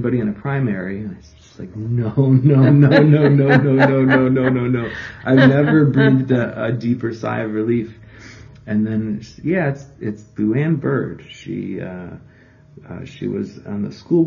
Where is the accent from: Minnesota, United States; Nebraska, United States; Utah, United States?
Minnesota, United States; moved away as an adult; also born or lived in Eau Claire, Wisconsin / Milwaukee, Wisconsin; now in Milwaukee area, United States; I grew up in Minnesota.